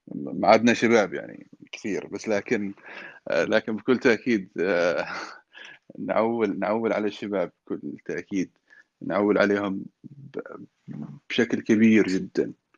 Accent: Aden, Yemen; also born or lived in Hadhramaut (ancestry); انا اعتبر نفسي كمان انا عدني يعني مش فقط حضرمي بحكم اني خلقت في عدن تربيت في عدن

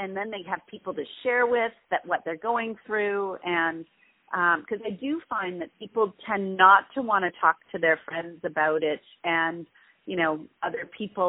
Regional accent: Canada; especially as being a Canadian

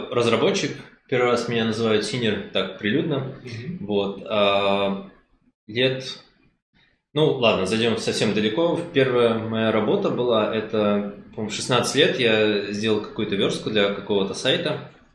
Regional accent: Minsk, Belarus; я из Минска

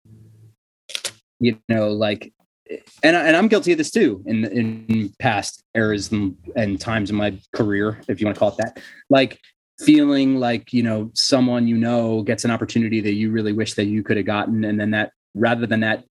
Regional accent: Cherry Hill, New Jersey, United States; We're the hard scrabble suburb of Philadelphia

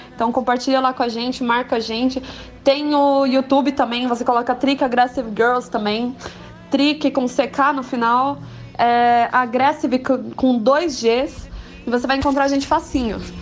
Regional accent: São Paulo, Brazil; a gente é de São Paulo.

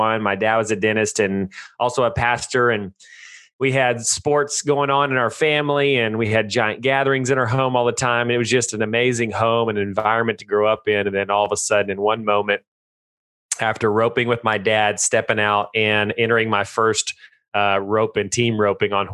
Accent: Texas, United States; I live in Stephenville, Texas. I was born and raised in Texas, always lived here

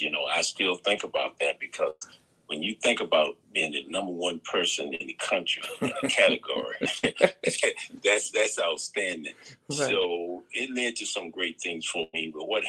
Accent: Danville, Virginia, United States; Well, yes, I attended Dunham Langston High School in Danville, and I was fortunate enough to play baseball, and we did very well.

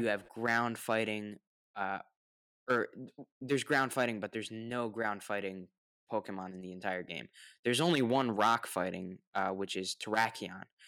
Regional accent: United States; I'm the American that pronounces the word

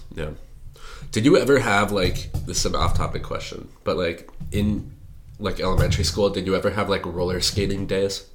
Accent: Eden Prairie, Minnesota, United States; now in Madison, United States; I'm from Eden Prairie. It's a suburb of Minneapolis.

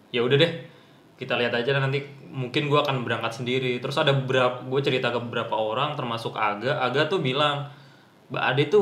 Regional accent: Riau, Indonesia; also born or lived in Bandung; Jadi gue dari Riau ke Bandung kenal pertama kali anak fiksi itu anak fiksi Bandung.

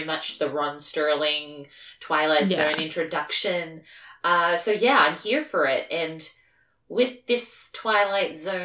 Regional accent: Australia; I'm also Australian, and it's very hard for me to roll my R's because we have very lazy R's

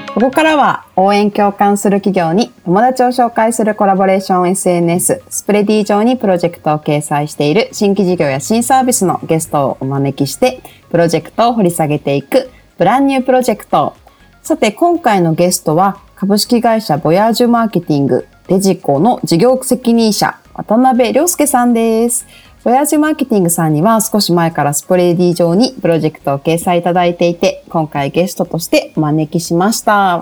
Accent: Kanagawa, Japan; あのあ出、出身なんでね

